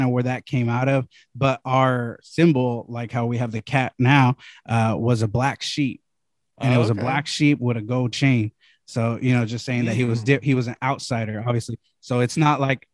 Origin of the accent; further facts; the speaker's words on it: the Bay Area, California, United States; I'm from the Bay